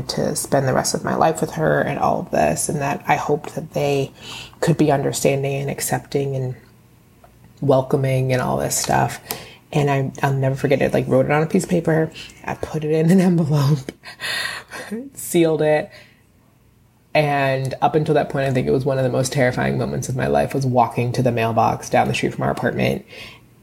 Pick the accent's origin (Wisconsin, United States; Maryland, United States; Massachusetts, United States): Maryland, United States; Bowie; now in Bronx, United States; I am originally from Bowie, Maryland, and now I live in the Bronx